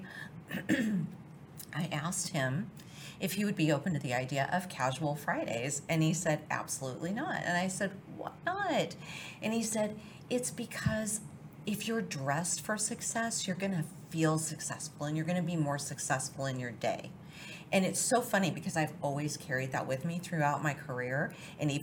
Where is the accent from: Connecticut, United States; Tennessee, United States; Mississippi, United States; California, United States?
California, United States; San Francisco Bay Area; I grew up in California, kind of right outside the wine country in the San Francisco Bay Area